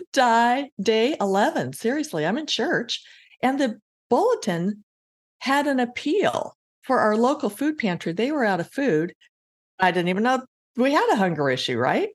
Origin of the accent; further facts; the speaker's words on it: Colorado, United States; moved away; also born or lived in Iowa; I grew up in Colorado